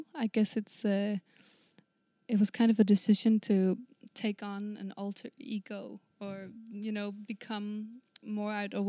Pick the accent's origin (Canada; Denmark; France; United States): Denmark; Kalundborg, Zealand; English is a second language; I come from Kalundborg.